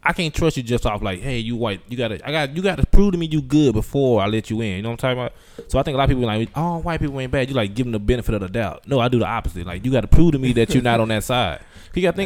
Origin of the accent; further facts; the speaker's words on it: Texas, United States; I'm from Texas